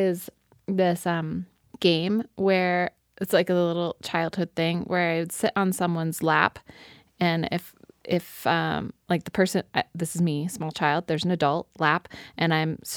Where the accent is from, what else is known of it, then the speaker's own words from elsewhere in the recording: Midwest, United States; I grew up in the Midwest